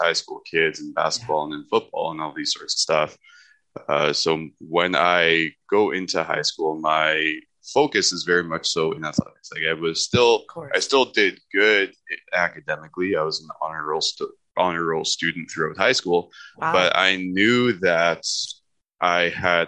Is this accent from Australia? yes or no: no; Saskatoon, Saskatchewan, Canada; born and raised in Saskatoon, Saskatchewan